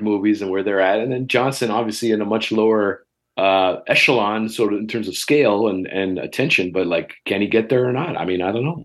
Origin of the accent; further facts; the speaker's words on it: Toronto, Ontario, Canada; as a Canadian and as a local